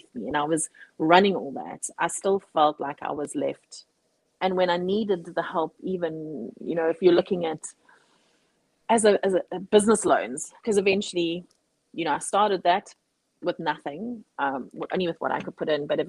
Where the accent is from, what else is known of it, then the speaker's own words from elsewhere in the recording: South Africa; now in Cape Town, South Africa; I'm a South African